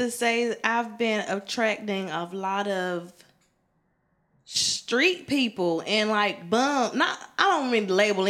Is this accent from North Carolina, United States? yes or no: yes; Wilson, North Carolina, United States; moved away as an adult; also born or lived in Greensboro, North Carolina; Wilson raised me, but Greensboro, it really kind of made me